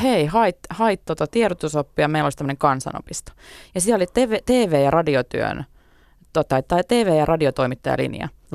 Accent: Tampere, Pirkanmaa, Finland; moved away as an adult; 21 vuotta ehdin asua niin. Tampereella. Ää, ja tota, se on edelleen rakas kotikaupunki

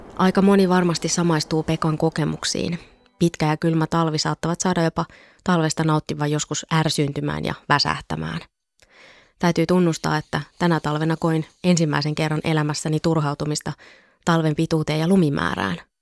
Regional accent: northern Finland, Finland; moved away; olen kotoisin Pohjois-Suomesta

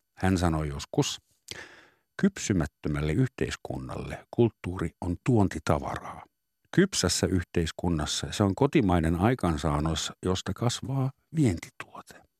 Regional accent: Finland; also born or lived in Southern Germany; now in Germany; mun sisäinen suomalainen

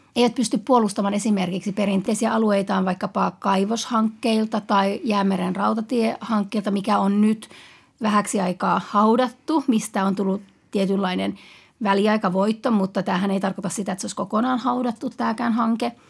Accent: Utsjoki, Lapland, Finland; Utsella, mistä mä itse olen kotoisin

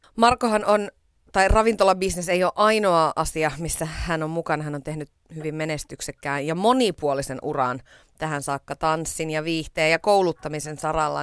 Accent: Iisalmi, North Savo, Finland; mä oon taas Iisalmesta kotoisin

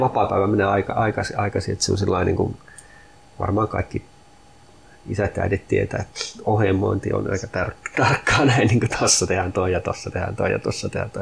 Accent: Sami, Lapland, Finland; minä olen suomalainen ja minä olen saamelainen, molempia

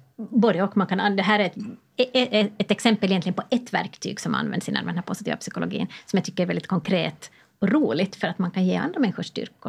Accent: Åland Islands; jag som ålänning

